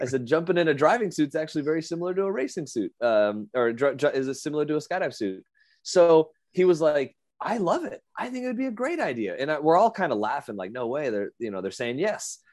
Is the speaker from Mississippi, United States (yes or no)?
no; Las Vegas, Nevada, United States; my hometown